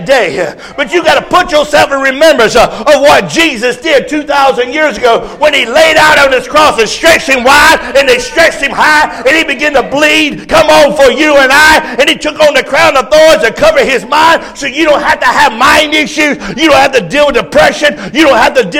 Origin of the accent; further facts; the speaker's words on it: Rocky Mount, North Carolina, United States; moved away; I was raised in North Carolina. I'm a Tar Heel